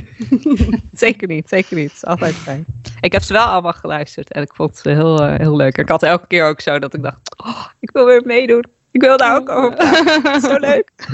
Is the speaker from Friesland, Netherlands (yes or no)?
yes; Friesland, Netherlands; ik kom uit Friesland ook. Ik ben daar opgegroeid.